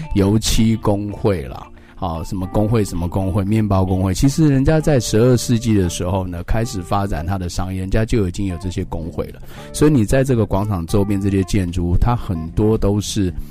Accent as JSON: {"language": "Chinese", "country": "Taiwan", "said": "我们台湾人"}